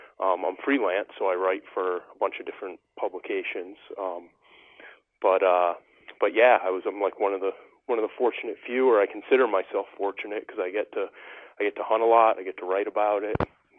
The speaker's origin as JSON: {"language": "English", "region": "New England", "country": "United States", "tie": "born or raised there", "said": "I grew up in New England"}